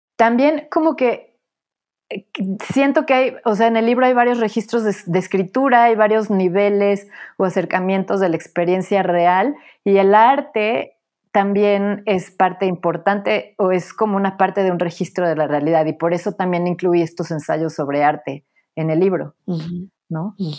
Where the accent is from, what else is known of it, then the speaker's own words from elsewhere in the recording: Puebla, Mexico; moved away as an adult; also born or lived in Mexico City / Paris / Berlin / Venice; Nací en la Ciudad de México, crecí en Puebla